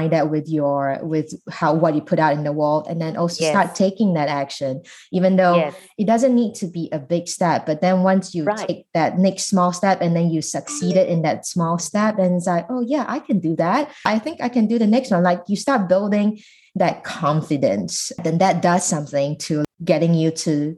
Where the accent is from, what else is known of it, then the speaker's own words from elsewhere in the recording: Singapore; moved away as an adult; now in United States; it also made me think about how much I knew about my home country in Singapore.